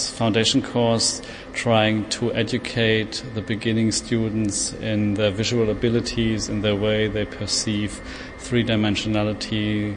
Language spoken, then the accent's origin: English; Germany; I'm from Germany.